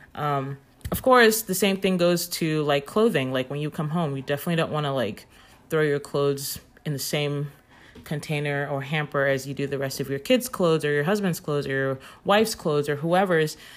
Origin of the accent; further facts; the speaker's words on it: Nigeria; moved away; I'm from Nigeria